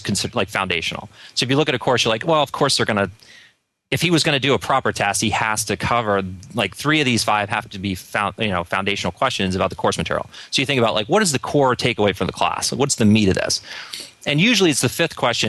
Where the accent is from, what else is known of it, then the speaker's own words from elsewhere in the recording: Philadelphia, Pennsylvania, United States; I got back to my hometown. I was raised in Northern Philadelphia area